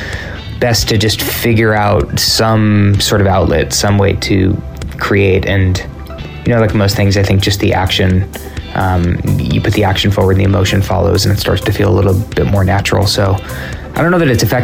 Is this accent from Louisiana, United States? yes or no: no; California, United States; we are from California